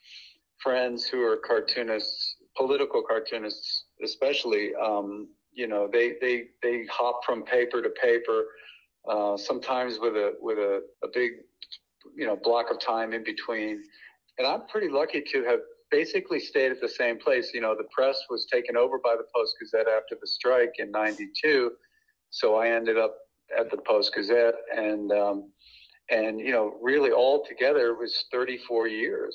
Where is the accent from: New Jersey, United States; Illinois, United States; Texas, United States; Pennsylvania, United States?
Pennsylvania, United States; Philadelphia; now in Pittsburgh, United States; I was born in Philadelphia, so I am only an honorary Yinzer